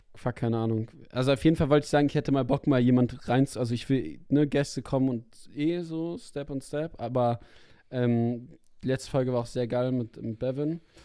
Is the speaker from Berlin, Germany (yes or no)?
yes; Berlin, Germany; als Berliner